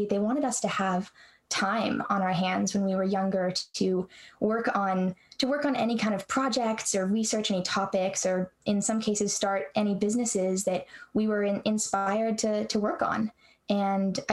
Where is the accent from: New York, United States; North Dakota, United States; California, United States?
California, United States; Santa Rosa; I am from Santa Rosa, California, and I had kind of an interesting childhood in that I was homeschooled